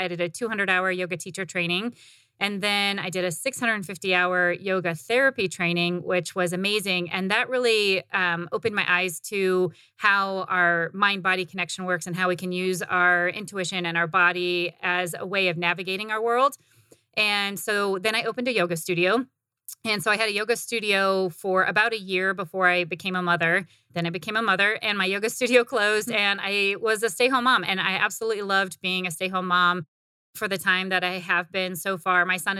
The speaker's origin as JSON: {"language": "English", "region": "Midwest", "country": "United States", "tie": "born or raised there", "also_born_or_lived": "Indiana", "said": "I was born in Indiana. Actually, I did grow up in the Midwest, and I never fit in the Midwest. And so I came to Arizona right after college."}